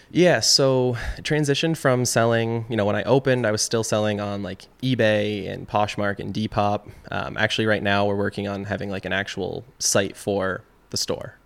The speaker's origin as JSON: {"language": "English", "town": "Chazy", "region": "New York", "country": "United States", "tie": "born or raised there", "also_born_or_lived": "Plattsburgh, New York / Burlington, Vermont", "said": "I am, uh, originally from Shazy, New York. Um, so, you know, I grew up in Shazy"}